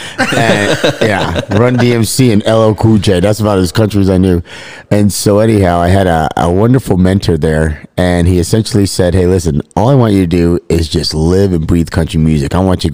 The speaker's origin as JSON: {"language": "English", "country": "United States", "moved": "as an adult", "lives_now": "Tucson, United States", "said": "I'm from New York City, New Jersey."}